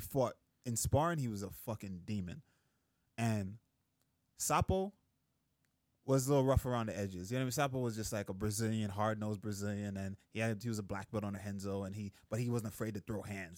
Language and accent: English; Jamaica; moved away; I grew up in Jamaica